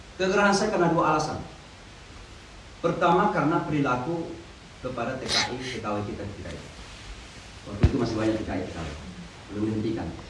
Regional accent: Indonesia; moved away as an adult; also born or lived in Pakistan / Saudi Arabia; now in New York, United States; saya memang sudah meninggalkan Indonesia ini sejak umur 18 tahun. Jadi sejak tamat di pesantren, saya kuliah di Pakistan 7 tahun, mengajar di Saudi 2 tahun

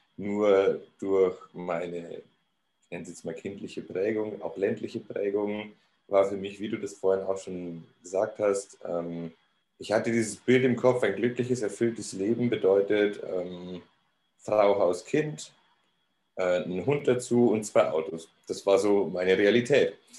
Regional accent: Neumarkt in der Oberpfalz, Bavaria, Germany; also born or lived in Cologne; now in Munich, Germany; ich komme ursprünglich aus Neumarkt. Neumarkt in der Oberpfalz

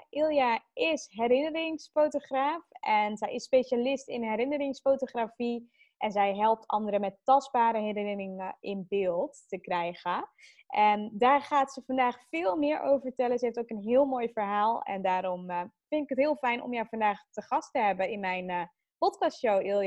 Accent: Zeelandic Flanders, Netherlands; Ik ben opgegroeid in Zeeuws-Vlaanderen.

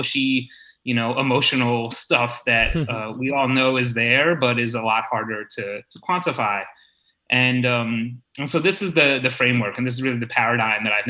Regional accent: United States; also born or lived in Malaysia / Hong Kong; now in Boston, United States; after college, I actually left the US. I moved out to Asia

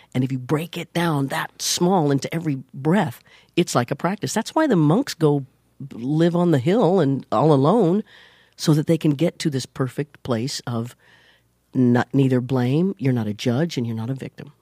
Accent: Leavenworth, Kansas, United States; moved away; I was born in Leavenworth, Kansas

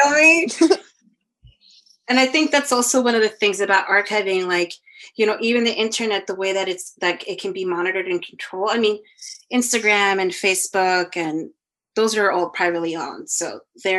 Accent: New York City, New York, United States; also born or lived in El Salvador; I was born in Manhattan, but I did sabbaticals in El Salvador

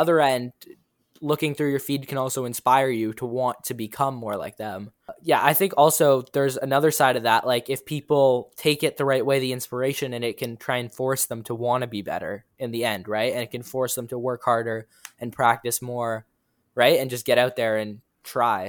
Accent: Toronto, Ontario, Canada; I'm from Toronto, Ontario, Canada.

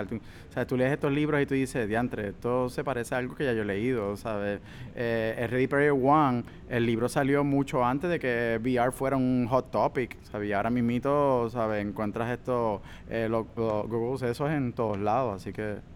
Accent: Puerto Rico; somos puertorriqueños

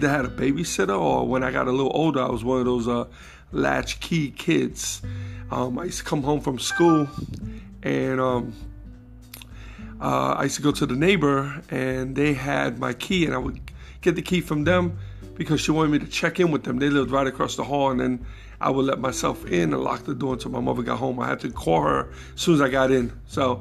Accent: New York City, New York, United States; also born or lived in Jackson Heights, Queens; I was born and raised in the Bronx, moved to Queens when I was about 10 years old.

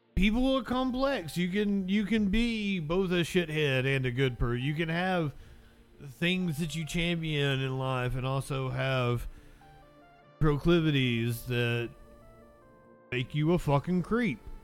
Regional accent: Appalachia, United States; I'm an Appalachian

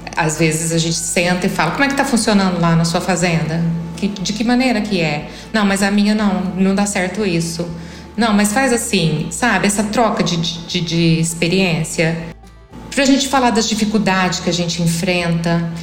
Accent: interior of São Paulo, Brazil; also born or lived in Brasília; now in Catalão, Brazil; sou paulista do interior

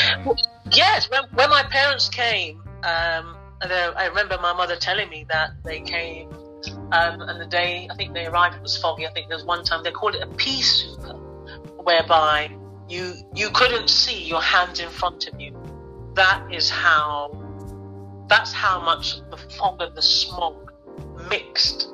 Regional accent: London, United Kingdom; I am actually born and bred in London

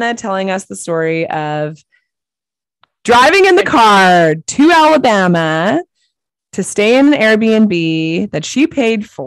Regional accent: Victoria, British Columbia, Canada; I'm from Victoria. I grew up here.

